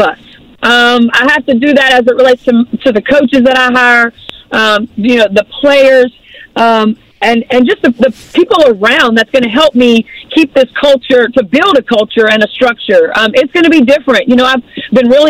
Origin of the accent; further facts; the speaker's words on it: Baton Rouge, Louisiana, United States; also born or lived in Gulf Coast, Mississippi / Evanston, Illinois / Chicago / Russia; now in Mississippi Gulf Coast, United States; I'm from Baton Rouge, but I live on the Gulf Coast in Mississippi